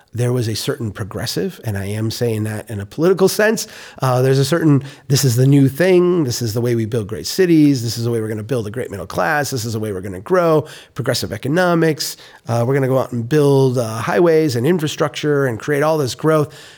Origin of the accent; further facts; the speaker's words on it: Minnesota, United States; I am a Minnesotan